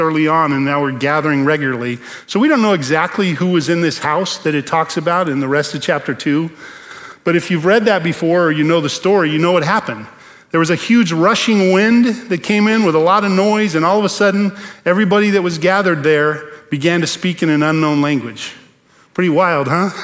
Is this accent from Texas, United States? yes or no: no; Bakersfield, California, United States; moved away; I grew up in Bakersfield.